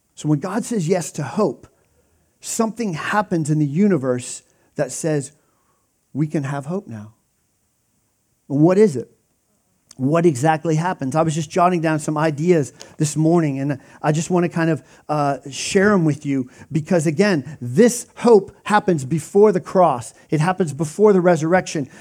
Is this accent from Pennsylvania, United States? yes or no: yes; Pennsylvania, United States; I grew up in Pennsylvania